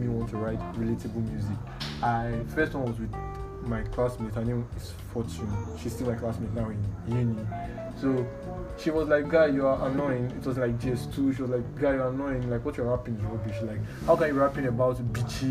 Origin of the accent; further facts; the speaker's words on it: Warri, Delta, Nigeria; Warri, I'm from Warri